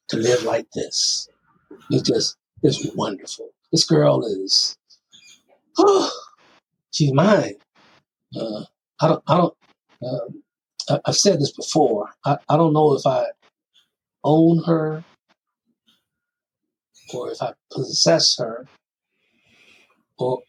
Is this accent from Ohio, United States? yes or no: yes; Toledo, Ohio, United States; also born or lived in Chicago; now in North Carolina, United States; I'm from Toledo, Ohio